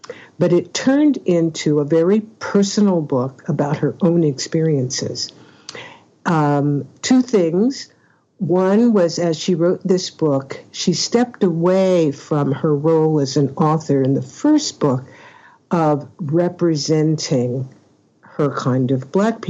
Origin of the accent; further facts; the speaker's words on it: Oakland, California, United States; I'm from Oakland, California